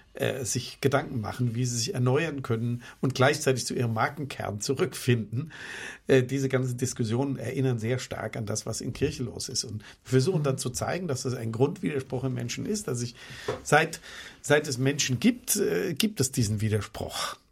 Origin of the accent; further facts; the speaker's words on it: Germany; für mich als Deutscher